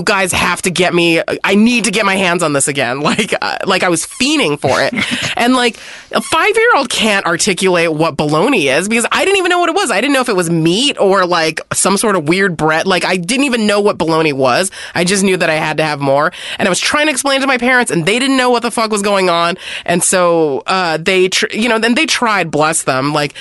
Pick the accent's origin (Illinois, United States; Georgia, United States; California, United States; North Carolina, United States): California, United States; San Gabriel Valley; I grew up in the San Gabriel Valley, which is like 90% Chinese people.